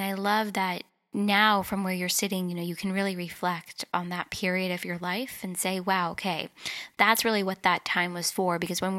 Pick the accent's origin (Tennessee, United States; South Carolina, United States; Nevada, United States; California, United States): California, United States; Los Angeles; Growing up in California, in Los Angeles, in the United States, there's that inherent pressure all the time to think a certain way, look a certain way, take your career in a certain direction.